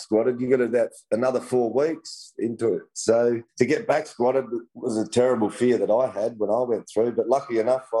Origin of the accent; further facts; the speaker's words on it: Australia; I grew up in a little town called Malang, which I live in now. Moved back here 5 years ago. Oh, I'm fifth generation down here in the town of Malang